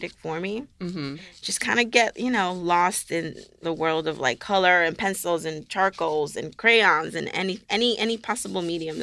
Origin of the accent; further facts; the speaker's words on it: New York City, New York, United States; I was raised in Queens